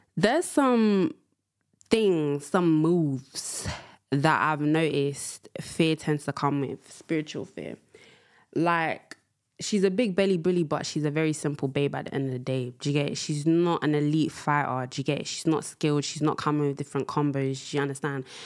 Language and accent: English; London, United Kingdom; also born or lived in Angola; I am from London town.